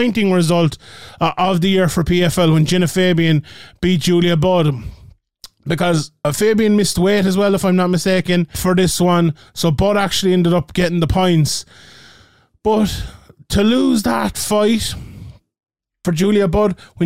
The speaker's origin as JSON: {"language": "English", "country": "Ireland", "said": "being Irish"}